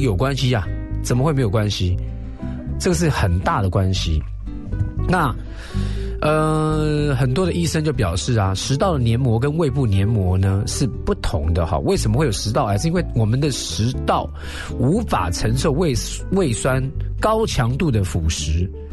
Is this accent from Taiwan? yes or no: yes; Taiwan; 我们台湾人